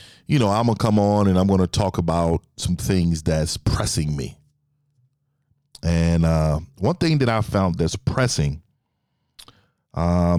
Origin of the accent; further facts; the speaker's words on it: San Francisco, California, United States; I'm from the Bay Area, San Francisco, born and raised in Fillmore District